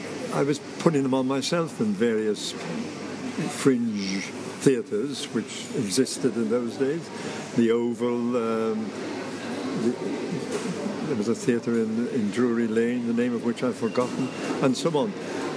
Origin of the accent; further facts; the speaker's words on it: Ireland; Well, I'm Irish, as you know, and my father wanted to go into the theatre.